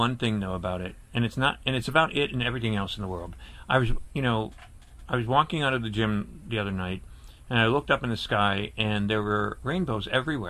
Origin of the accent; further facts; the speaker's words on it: Scranton, Pennsylvania, United States; moved away; also born or lived in State College, Pennsylvania; Yeah, I graduated from Penn State. I lived in State College for a while, and I grew up in Scranton.